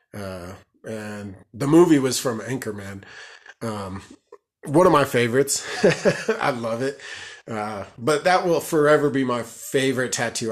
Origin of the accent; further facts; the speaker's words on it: Colorado, United States; I'm from Colorado, and I've, I've been born and raised here, so I'm a Colorado person